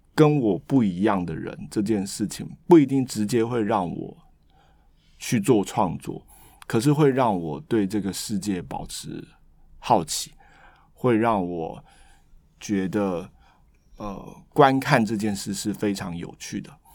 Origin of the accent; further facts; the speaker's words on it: Taiwan; moved away as an adult; also born or lived in Boston, United States; 我是一个来自热带岛屿的人